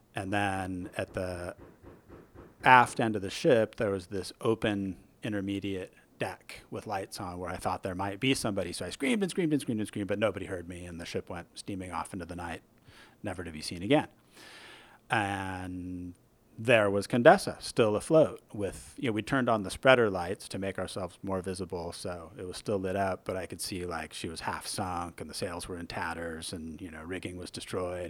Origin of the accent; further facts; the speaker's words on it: Newport Beach, California, United States; moved away as an adult; also born or lived in Irvine, California; now in San Francisco Bay Area, United States; I'm a transplant. I grew up in Southern California